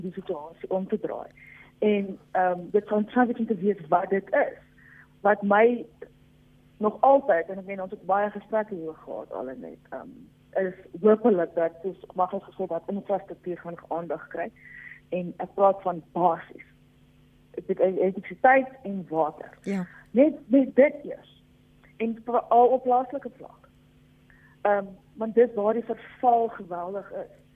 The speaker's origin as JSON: {"language": "Afrikaans", "country": "South Africa", "said": "as Afrikaners"}